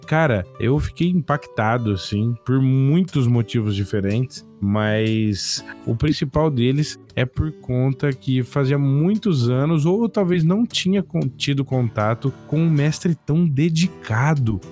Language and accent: Portuguese; Bebedouro, São Paulo, Brazil; eu sou do interior de São Paulo. É uma cidade chamada Bebedouro